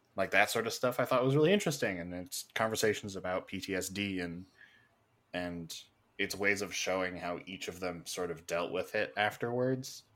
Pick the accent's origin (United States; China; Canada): Canada; being Canadian, we don't really focus on American history.